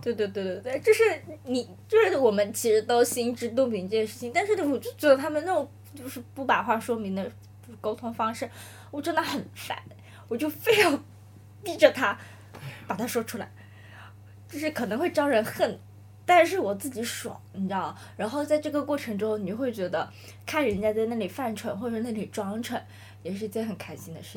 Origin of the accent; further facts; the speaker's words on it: Nanning, Guangxi, China; moved away as an adult; now in Shanghai, China; 我从小都是在南宁生活，长大读书的嘛